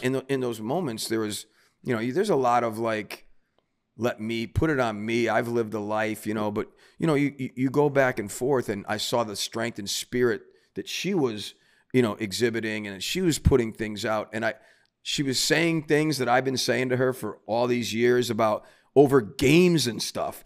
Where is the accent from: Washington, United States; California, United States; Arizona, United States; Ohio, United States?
Ohio, United States; Cleveland; moved away as an adult; also born or lived in New York City; now in New Jersey, United States; growing up in Cleveland